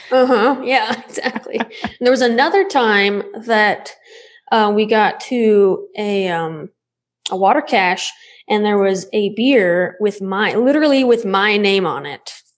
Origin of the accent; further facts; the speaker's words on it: Alabama, United States; now in Utah, United States; I grew up in Alabama and my dad still lives in Alabama